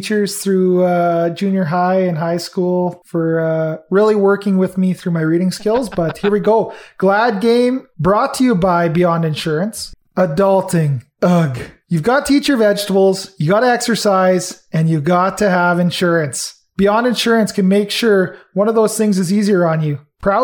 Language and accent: English; Red Deer, Alberta, Canada; I'm from Red Deer